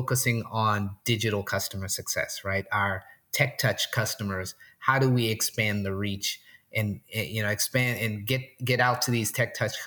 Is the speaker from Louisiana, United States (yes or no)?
yes; New Orleans, Louisiana, United States; now in Portland, United States; I'm originally from New Orleans. I currently live in Portland, Oregon.